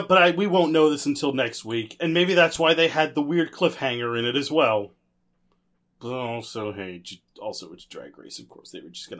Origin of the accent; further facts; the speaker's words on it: Canada; I'm Canadian